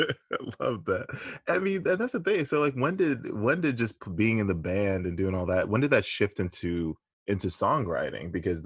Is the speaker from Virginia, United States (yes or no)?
no; Louisiana, United States; I grew up in Louisiana.